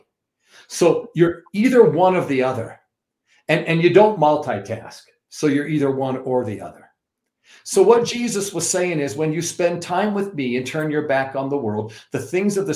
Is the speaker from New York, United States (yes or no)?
yes; New York, United States; I'm also from New York